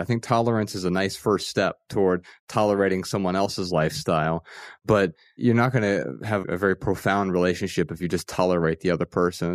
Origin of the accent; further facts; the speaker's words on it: Dayton, Ohio, United States; I grew up in Dayton, Ohio, Ryan and I both grew up in the same town and, and we grew up pretty poor